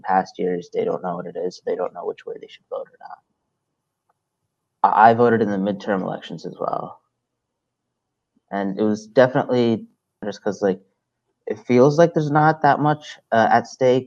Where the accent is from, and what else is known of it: Salisbury, Maryland, United States; born or raised there; also born or lived in Brooklyn, New York